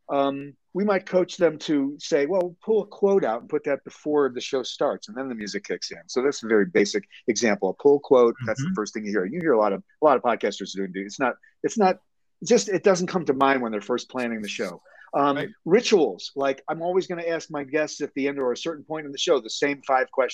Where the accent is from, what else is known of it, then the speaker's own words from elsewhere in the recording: Chicago, Illinois, United States; I'm born and raised in Chicago.